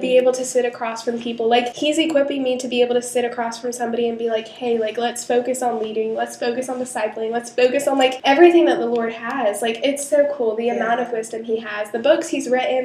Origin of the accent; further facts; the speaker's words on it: Charleston, United States; moved away as an adult; I moved back to Charleston, like even though this was my hometown